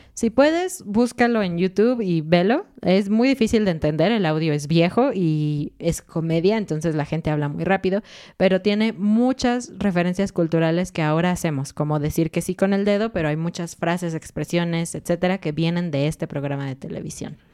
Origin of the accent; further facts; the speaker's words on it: Mexico City, Mexico; moved away as an adult; now in Querétaro, Mexico; somos de Ciudad de México, así que eso es lo que conocemos, lo que lo que vivimos durante muchos años